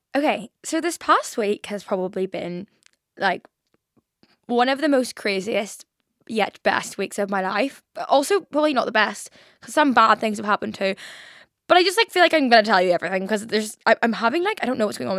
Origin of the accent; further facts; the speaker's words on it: Belfast, Northern Ireland, United Kingdom; moved away as an adult; now in London, United Kingdom; When I moved from Belfast to London